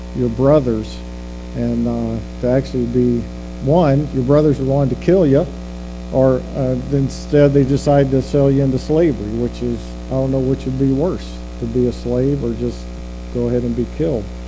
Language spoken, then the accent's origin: English; the South, United States; moved away as an adult; we're both from the South